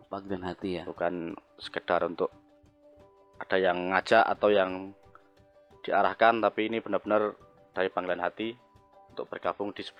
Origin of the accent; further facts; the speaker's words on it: Kaloran, Central Java, Indonesia; Saya dari Kaloran berdomisili di desa paling pojok perbatasan dengan Kandangan yaitu di Kemloko, Tempuran, Kaloran, Temanggung.